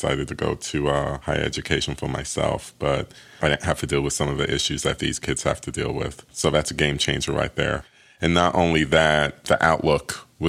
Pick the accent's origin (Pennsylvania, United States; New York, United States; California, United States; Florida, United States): New York, United States; New York City; now in Atlanta, United States; I'm also from Queens, but I was from Queens before he was from Queens. When I left Queens to move to Atlanta